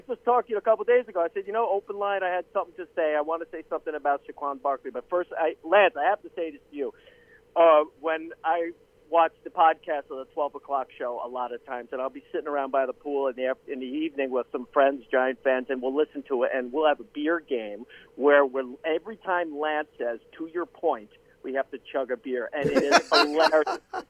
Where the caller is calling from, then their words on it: Tampa, Florida, United States; Hey, John. … from Tampa.